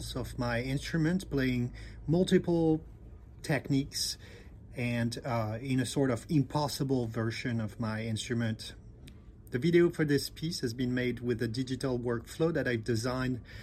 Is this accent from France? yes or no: yes; Bordeaux, Nouvelle-Aquitaine, France; now in New Jersey, United States; I come from Bordeaux in France, and I'm currently based in New Jersey in the United States of America